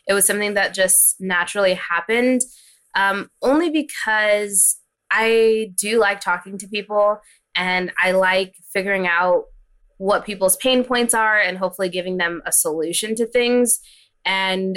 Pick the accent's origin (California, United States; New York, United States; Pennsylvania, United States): California, United States; Hanford; I grew up in a small town called Hanford. It's in the Central Valley of California